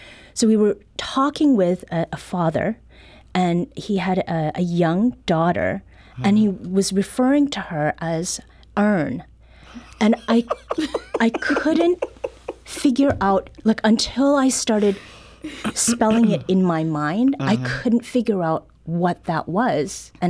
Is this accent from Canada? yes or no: yes; Canada; also born or lived in Los Angeles; now in St. Louis, United States; I moved here from Los Angeles, but grew up in Canada.